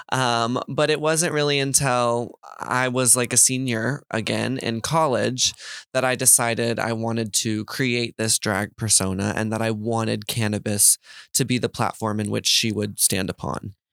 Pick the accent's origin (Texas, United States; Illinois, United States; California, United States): Texas, United States; I grew up in Texas